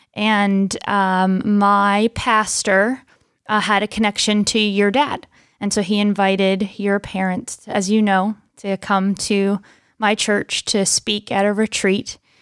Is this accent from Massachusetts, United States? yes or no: no; Pennsylvania, United States; I am from Pennsylvania and was born and raised there